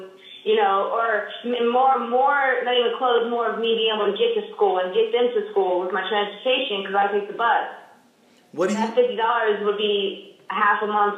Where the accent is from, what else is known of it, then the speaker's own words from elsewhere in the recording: Nashville, Tennessee, United States; now in Arlington, United States; I'm actually originally from Nashville, but I now live in Arlington, Virginia.